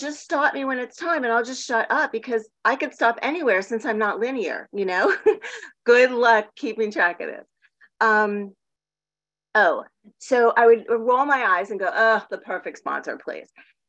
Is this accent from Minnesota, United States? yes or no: no; Miami Beach, Florida, United States; also born or lived in Palm Springs / San Diego; now in Portland, United States; So I grew up in Miami Beach, then Palm Springs, then San Diego.